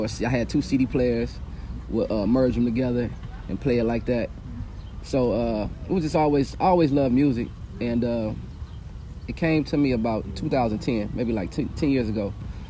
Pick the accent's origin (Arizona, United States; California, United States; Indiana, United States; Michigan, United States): Indiana, United States; Hammond; Me in my hometown, Hammond, Indiana. I've been living here over 40 years. It's where I was raised.